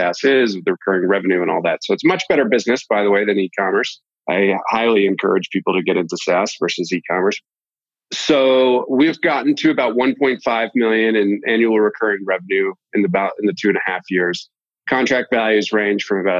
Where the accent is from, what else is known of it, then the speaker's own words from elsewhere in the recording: Boston, Massachusetts, United States; moved away as an adult; also born or lived in Utah; I'm originally from the Boston area